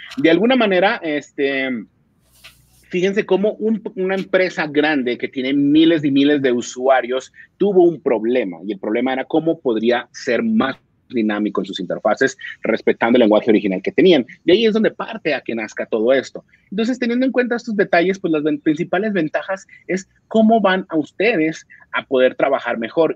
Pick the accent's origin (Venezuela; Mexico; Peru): Mexico; now in Colombia; Soy mexicano, pero actualmente vivo en Colombia